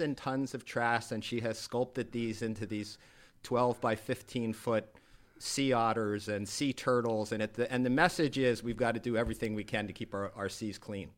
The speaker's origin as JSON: {"language": "English", "region": "Rhode Island", "country": "United States", "moved": "as an adult", "lives_now": "Naples, United States", "said": "I am a Rhode Islander"}